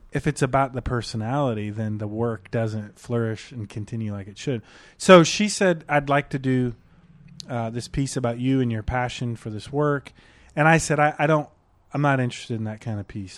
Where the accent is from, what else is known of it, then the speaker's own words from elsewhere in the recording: Detroit, Michigan, United States; I grew up in Detroit.